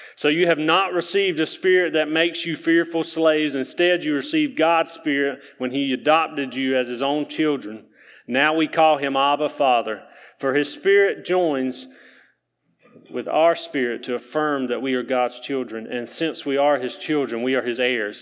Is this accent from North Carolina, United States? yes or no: yes; Keener, North Carolina, United States; I'm from Keener, North Carolina